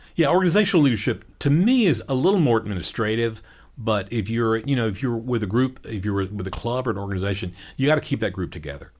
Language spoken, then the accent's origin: English; Panama City Beach, Florida, United States; growing up on Panama City Beach.